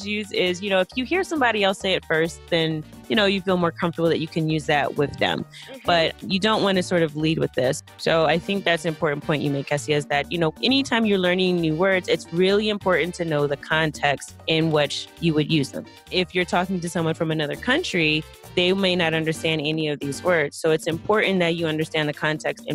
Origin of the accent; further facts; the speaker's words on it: East Coast of the U.S., United States; first language English; I'm from the East Coast of the U.S.